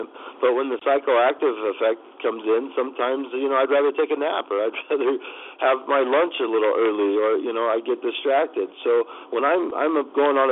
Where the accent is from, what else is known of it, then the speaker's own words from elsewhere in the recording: Kansas, United States; now in Phoenix, United States; as I grew up back home in Kansas, my family comes from farming